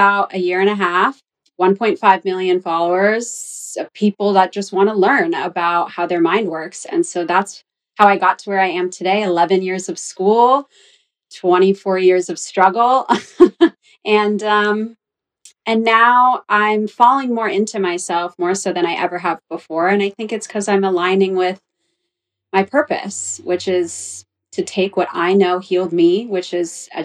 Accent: Orange County, California, United States; moved away as an adult; also born or lived in Los Angeles, California; I'm from Orange County, California

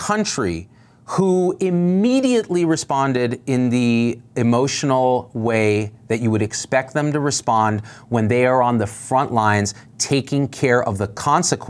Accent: Clovis, California, United States; I grew up in Clovis, California, rural Central Valley, California.

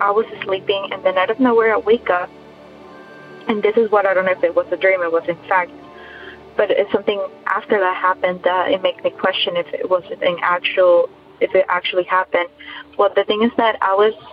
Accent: Ecuador; I'm actually from Ecuador

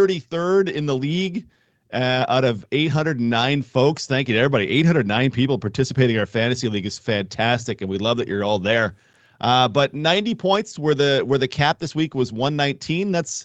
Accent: near Calgary, Alberta, Canada; moved away; I was a youngster growing up near Calgary

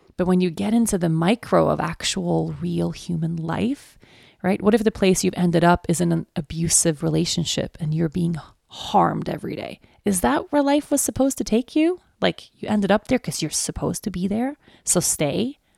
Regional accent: Sweden; moved away; also born or lived in Aruba; my home country

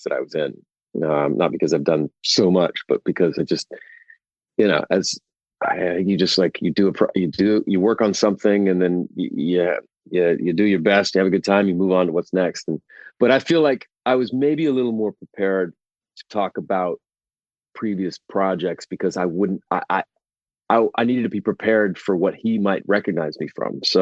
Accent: Oklahoma, United States; I grew up with someone in Oklahoma in high school

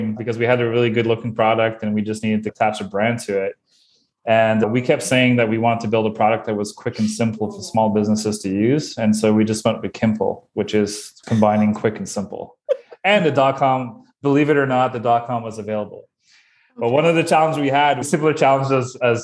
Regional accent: Bathurst, New Brunswick, Canada; now in Moncton, Canada; I am originally from Bathurst, New Brunswick, which is even a smaller place

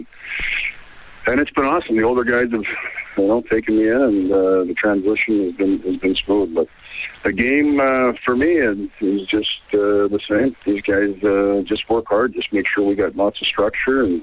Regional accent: Penticton and Kelowna area, British Columbia, Canada; also born or lived in Cranbrook, British Columbia; now in Italy; my days in Cranbrook, growing, you know, half of my life growing up in Penticton and Kelowna area

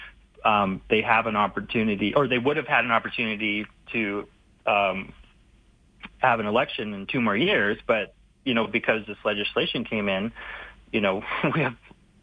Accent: Vernon, British Columbia, Canada; now in Calgary, Canada; I was born in Vernon, BC

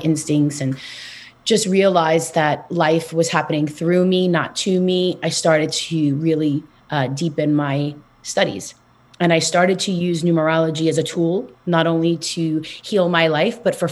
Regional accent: New York City, New York, United States; I am from Queens, New York, born and raised. So you'll hear it in my accent.

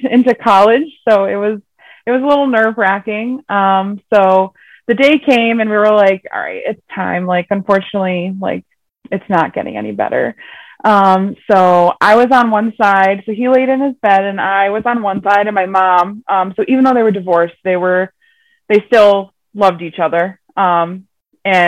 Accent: Connecticut, United States; I'm from Connecticut, here in the USA

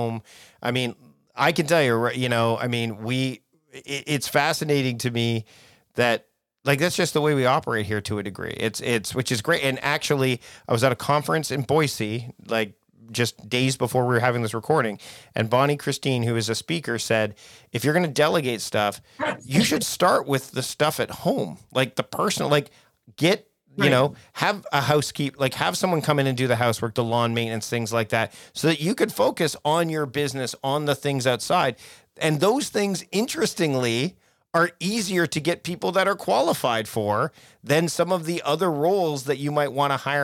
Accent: Canada; I'm Canadian

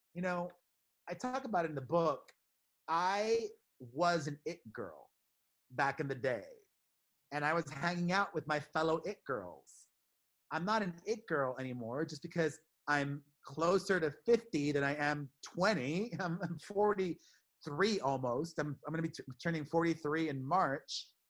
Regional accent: Miami, Florida, United States; i'm from Miami

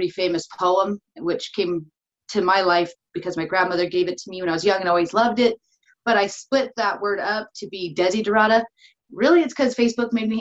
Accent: Sierra Nevada south of Yosemite, California, United States; also born or lived in Mammoth Lakes, California; in California, not anywhere near where my family or anywhere near where my family came from. In a very small mountain town in the Sierra Nevadas, I would say just south of Yosemite.

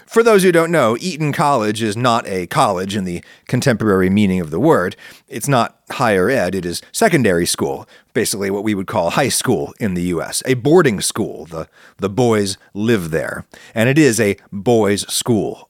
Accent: United States; accent: American; I'm an American, I speak with an American accent

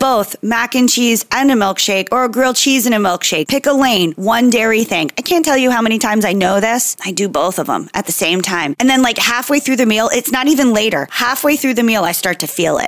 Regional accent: Jersey Shore, New Jersey, United States; So I'm from New Jersey, Jersey Shore specifically.

